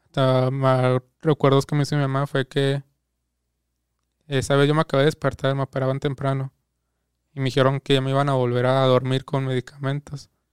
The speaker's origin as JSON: {"language": "Spanish", "town": "Guadalupe", "country": "Mexico", "tie": "born or raised there", "said": "nací en Guadalupe"}